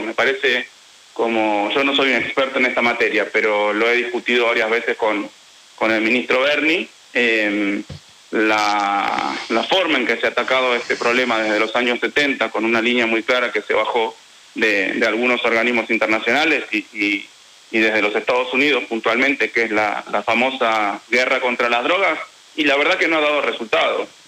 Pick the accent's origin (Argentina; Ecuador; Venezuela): Argentina; Quilmes, Buenos Aires Province; yo soy de Quilmes